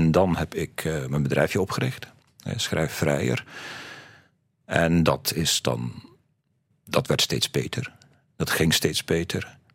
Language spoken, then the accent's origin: Dutch; West Flanders, Belgium; accent: West Flemish; en zelfs als ik West-Vlaamse vrienden ontmoet, dan heb ik nog altijd mijn accent, denk ik